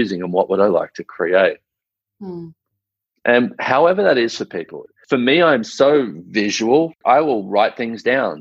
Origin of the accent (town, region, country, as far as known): Australia